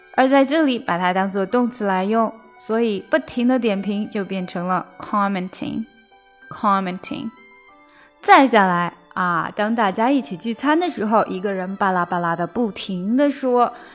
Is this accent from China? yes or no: yes; China; 我们中国人